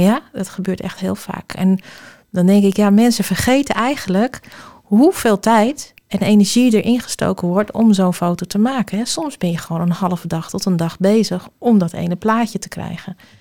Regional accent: Alkmaar, North Holland, Netherlands; ik kom uit Alkmaar

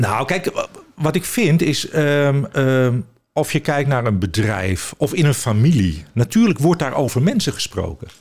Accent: Amsterdam, North Holland, Netherlands; also born or lived in Venlo / Alkmaar; ik ben opgegroeid in Amsterdam

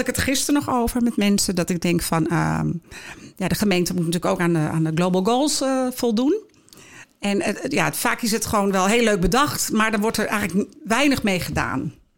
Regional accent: Heiloo, North Holland, Netherlands; also born or lived in Schoorl; now in Alkmaar, Netherlands; geboren in Schorel en opgegroeid in Heiloo ja, en gelukkig al heel lang in Alkmaar wonend

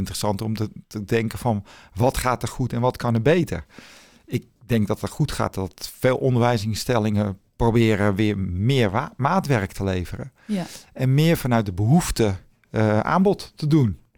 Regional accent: Zaanstad, North Holland, Netherlands; ik kom uit Zaanstad.

